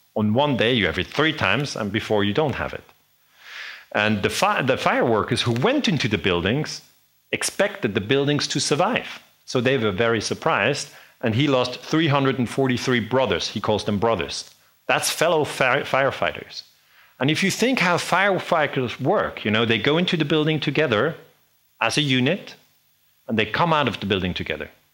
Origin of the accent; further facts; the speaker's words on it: Switzerland; I'm from Switzerland